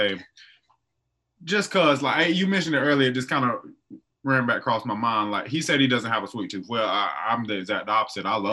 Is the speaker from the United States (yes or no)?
yes; the South, United States; I'm from the South.